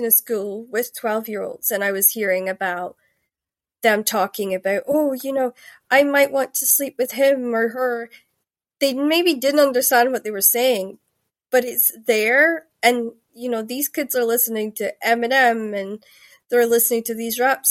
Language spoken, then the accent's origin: English; Shetland, Scotland, United Kingdom; moved away; also born or lived in Glasgow; I grew up in Shetland, and if you know where that is, it's like right the north of Scotland